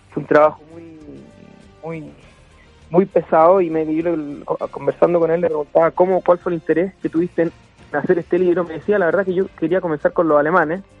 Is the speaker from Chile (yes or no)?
yes; Chile; los chilenos de origen palestino nos sentimos tan chilenos como palestinos y tan palestinos como chilenos.